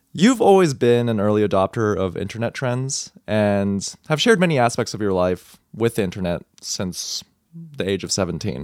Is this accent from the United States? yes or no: yes; Texas, United States; growing up in Texas, I was a high school kid